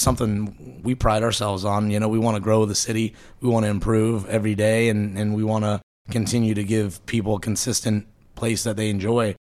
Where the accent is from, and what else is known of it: Tampa, Florida, United States; born or raised there; also born or lived in Buffalo, New York